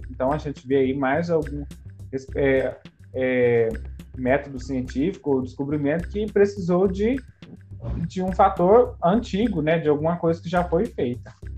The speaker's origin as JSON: {"language": "Portuguese", "region": "Goiás", "country": "Brazil", "said": "brasileiro aqui, ó, goiano"}